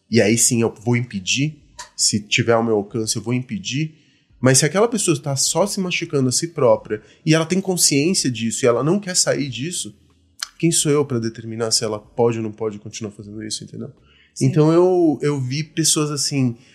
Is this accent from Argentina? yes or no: yes; Argentina; now in Brazil; Eu sou argentino por conta da, da ditadura que a gente teve no país e tudo mais. Então aí meu pai se exilou na Argentina.